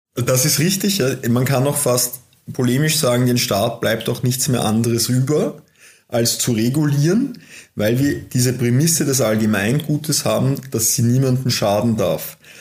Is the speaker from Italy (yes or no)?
no; Austria; als Österreicher, als Europäer, als Weltbürger